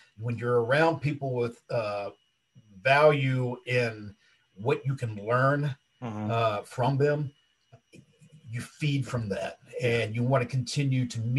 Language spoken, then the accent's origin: English; Savannah, Georgia, United States; moved away as an adult; Born and raised in Savannah, Georgia